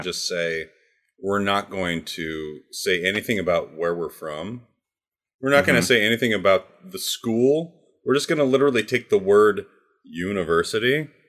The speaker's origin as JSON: {"language": "English", "region": "Minnesota", "country": "United States", "tie": "born or raised there", "said": "The Minnesota Vikings horn, I have to say, is my number one pick for the logos. It's hometown."}